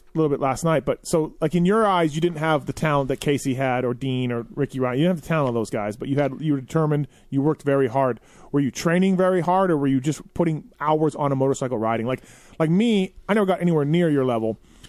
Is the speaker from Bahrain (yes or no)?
no; Canada; growing up in Canada